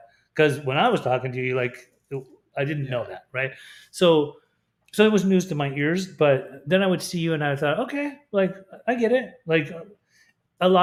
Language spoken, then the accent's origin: English; Salt Lake City, Utah, United States; moved away; I was raised in Salt Lake City, Utah